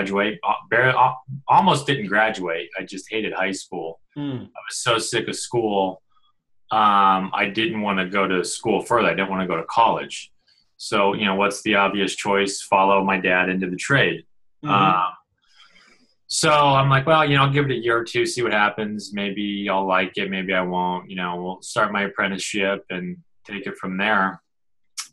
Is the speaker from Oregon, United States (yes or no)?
no; Denver, Colorado, United States; moved away; I'm originally from Denver, Colorado, so that's where I was born and raised